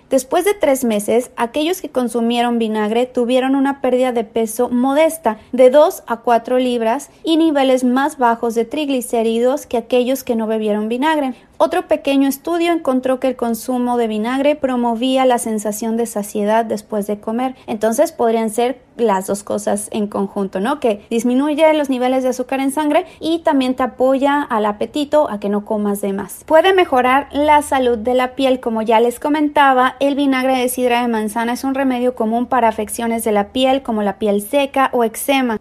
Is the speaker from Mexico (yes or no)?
yes; Mexico; now in San Diego, United States; soy mexicana, vivo en San Diego, California